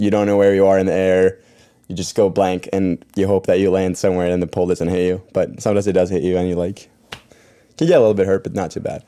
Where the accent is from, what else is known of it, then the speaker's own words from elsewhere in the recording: Norway; moved away; I grew up in Norway